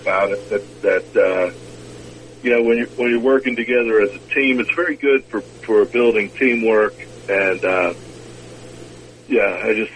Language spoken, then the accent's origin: English; United States; I'm from the United States